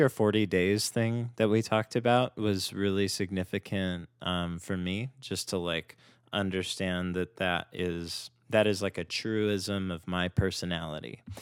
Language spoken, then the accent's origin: English; Simi Valley, California, United States; also born or lived in Northridge, Los Angeles; now in Los Angeles, United States; I grew up in Simi Valley, which is where I met Mark, and then I went to school in Northridge